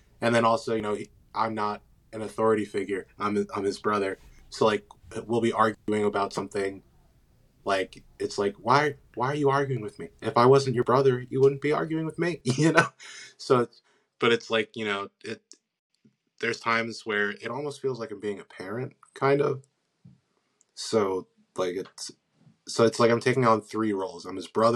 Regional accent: Pennsylvania, United States; I'm from Pennsylvania. I live in Wynwood.

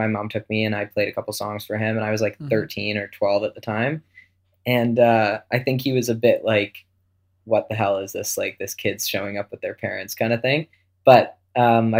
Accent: Wolfville, Nova Scotia, Canada; also born or lived in Antigonish, Nova Scotia / Halifax / Toronto; When I was about 12, I moved from Wolfville to another town in Nova Scotia called Antigonish

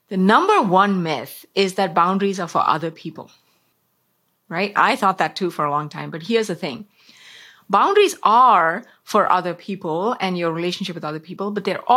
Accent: South India, India; When I was growing up in South India

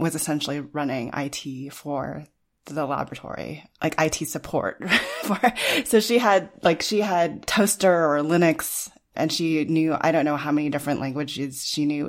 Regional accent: Los Alamos, New Mexico, United States; I grew up in Los Alamos, New Mexico

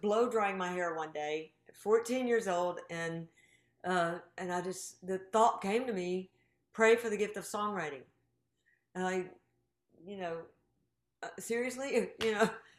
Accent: Greensboro, North Carolina, United States; moved away; I'm from Greensboro, North Carolina

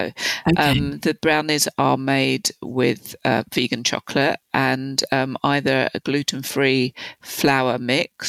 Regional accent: London, United Kingdom; So I grew up in London in the 60s and 70s

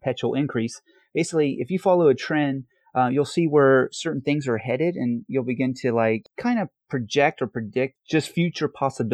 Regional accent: Columbus, Ohio, United States; moved away as an adult; also born or lived in New York City; now in California, United States; my hometown in Columbus, Ohio

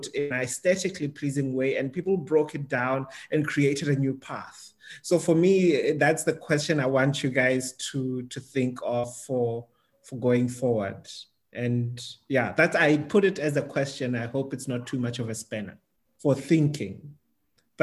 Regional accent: South Africa; as a South African

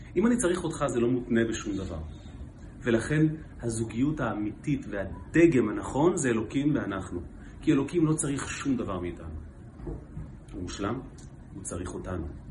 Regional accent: Israel; אנחנו הרי ישראלים

